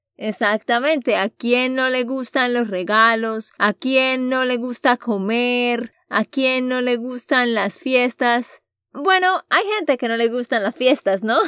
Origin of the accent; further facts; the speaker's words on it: Santander, Colombia; de Santander, Colombia.